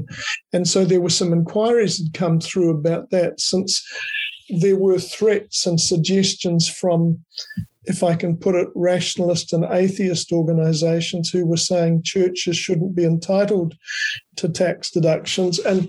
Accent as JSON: {"language": "English", "town": "Dunedin", "region": "Otago", "country": "New Zealand", "tie": "born or raised there", "said": "I was born in Dunedin"}